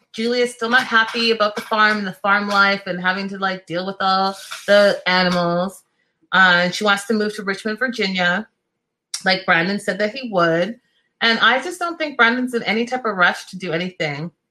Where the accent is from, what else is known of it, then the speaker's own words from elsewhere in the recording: Ghana; I'm Ghanaian, I'm not Nigerian